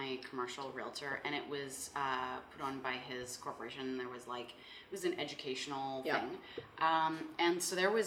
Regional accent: Saskatoon, Saskatchewan, Canada; we're both from Saskatoon

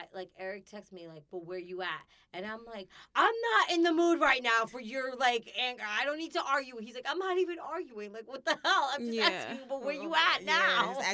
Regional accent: New York, United States; well, I'm from New York. This is how we are.

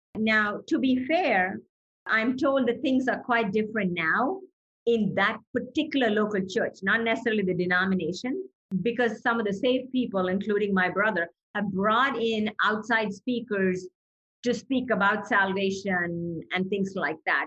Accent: Chennai, Tamil Nadu, India; moved away; I was born in India in the city of Chennai, and the old name for Chennai was Madras.

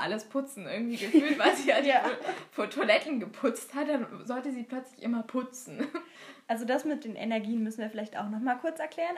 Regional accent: Germany

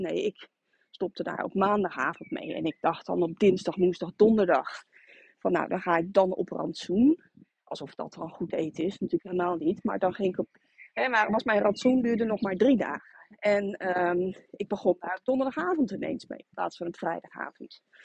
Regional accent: Rotterdam, South Holland, Netherlands; moved away as an adult; now in Harderwijk, Netherlands; En ik kom van oorsprong uit Rotterdam

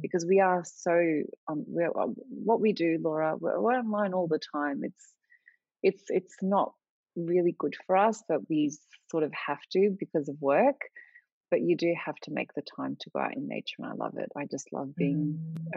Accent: Australia; I'm Australian, but I have Lebanese heritage

